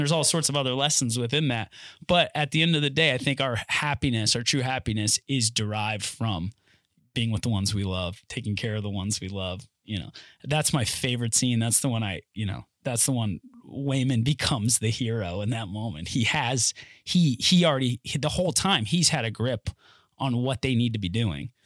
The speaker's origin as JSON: {"language": "English", "region": "North Carolina", "country": "United States", "tie": "born or raised there", "said": "where I'm from North Carolina, born and raised"}